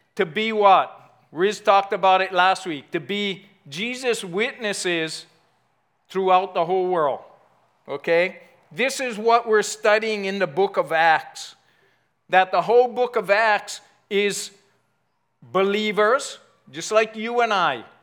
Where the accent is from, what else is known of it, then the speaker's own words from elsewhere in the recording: United States; I grew up in Ever Beach